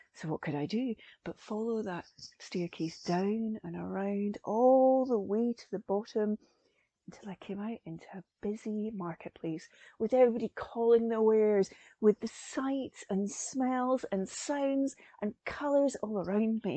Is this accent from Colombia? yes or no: no; Perthshire, Scotland, United Kingdom; I'm a Scottish storyteller based in Perthshire in Scotland